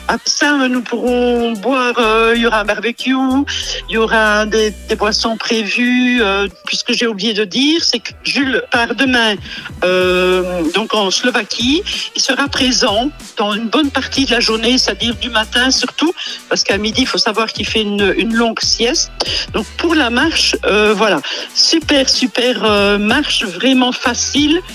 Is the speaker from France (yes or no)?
no; Vielsalm, Wallonia, Belgium; je suis native de Bèche